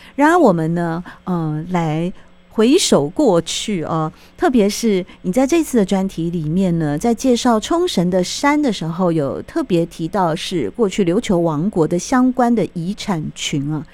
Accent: Taiwan; 我们台湾人很喜欢去

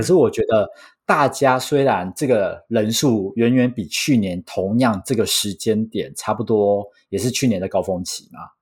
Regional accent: Taiwan; 我是土生土长，没离开过亚洲超 local的

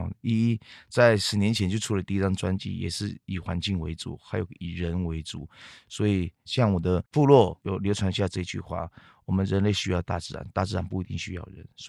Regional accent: Katratripulr Puyuma, Taitung County, Taiwan; accent: Katratripulr (Zhiben) Puyuma; first language Puyuma; Chinese is a second language; 我本身我的主要的主语就是卑南语嘛。 嗯哼， 对资本系的卑南语

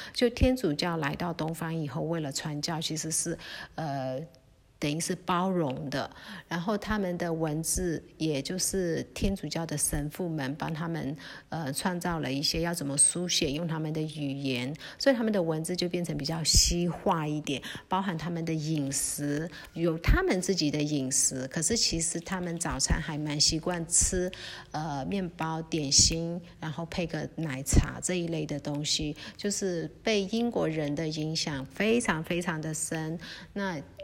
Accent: Lashio, Shan State, Myanmar; 我自己是上班长大的

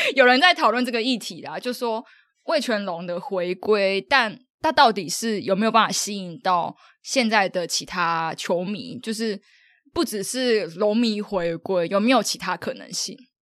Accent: southern Taiwan, Taiwan; 因为我是南部人

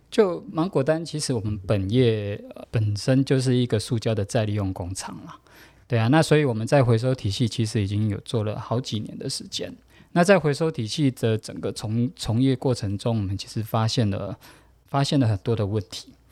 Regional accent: Taoyuan, Taiwan; 我是桃园人

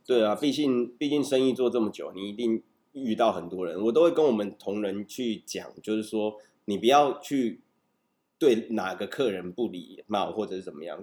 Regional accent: Taipei, Taiwan; 小时候在这里长大，到高中以前，我的生活圈都在这边嘛，国中，龙山国中是嗯，最远就到西门町，台北车站

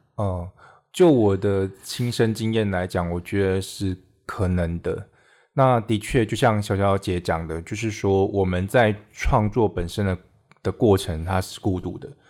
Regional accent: Minxiong, Chiayi County, Taiwan; 小时候是住在嘉义县民雄乡，嗯哼。就是现在中正大学的附近，是。可是是半山腰里面

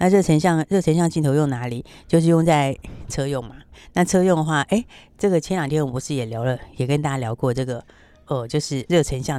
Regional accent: Taiwan; 相信我们台湾是这样啊。

